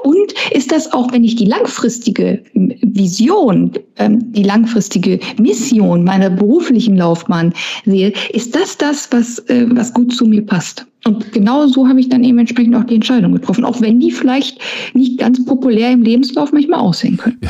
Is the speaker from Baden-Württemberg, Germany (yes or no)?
no; Essen, North Rhine-Westphalia, Germany; ein Kind des Ruhrgebiets, ich bin ja in Essen geboren und aufgewachsen